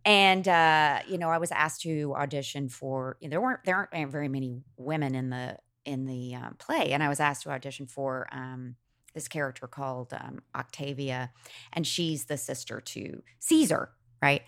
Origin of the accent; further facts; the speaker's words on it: Macon, Georgia, United States; I grew up in Macon